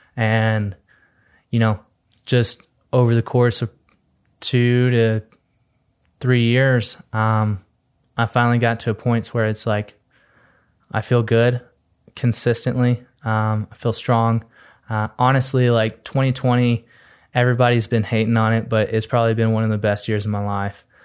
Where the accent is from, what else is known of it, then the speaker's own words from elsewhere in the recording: Texas, United States; moved away; I'm originally from Texas. I came out here just an innocent Texas boy